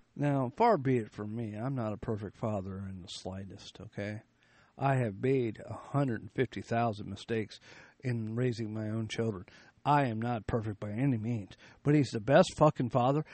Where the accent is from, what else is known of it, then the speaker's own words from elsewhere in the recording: United States; we as the American people